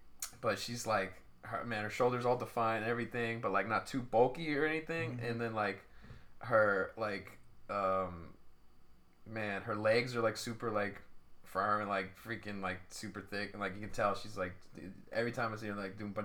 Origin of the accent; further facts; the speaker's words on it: Stockton, California, United States; growing up in Stockton